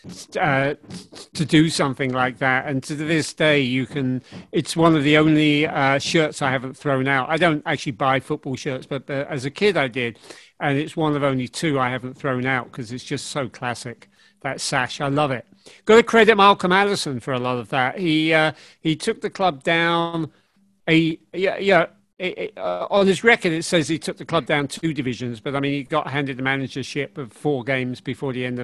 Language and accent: English; London, United Kingdom; moved away; also born or lived in Yorkshire / New York City; I was actually born in Yorkshire, but my family moved down when I was 2 years old. So I was raised in South London.